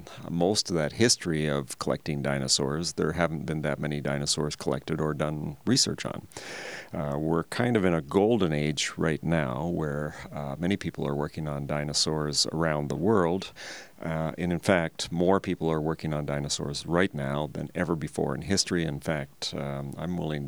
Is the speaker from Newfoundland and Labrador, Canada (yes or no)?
no; Toronto, Ontario, Canada; moved away as an adult; also born or lived in Montreal, Canada; now in Alberta, Canada; when I was a kid, I was growing up in the Toronto area